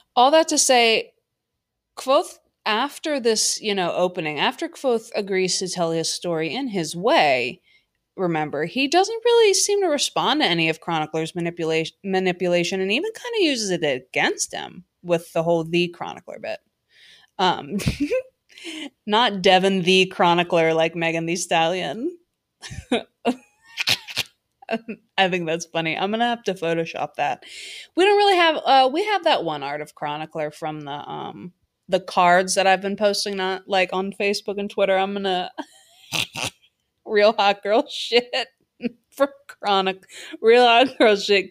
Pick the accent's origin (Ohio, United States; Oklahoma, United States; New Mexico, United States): Ohio, United States; Cincinnati; my hometown Cincinnati Bengals